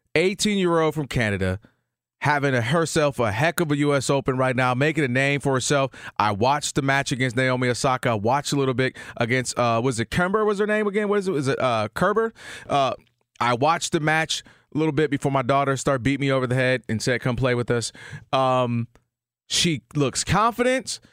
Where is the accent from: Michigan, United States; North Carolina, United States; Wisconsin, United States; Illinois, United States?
Michigan, United States; I'm from the Midwest, Michigan